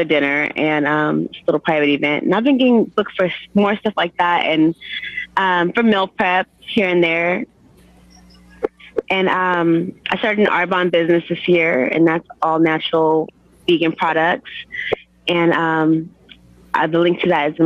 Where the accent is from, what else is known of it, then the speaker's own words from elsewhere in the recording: Stockton, California, United States; moved away; I have a couple of businesses out here in Stockton now. I just moved back to my hometown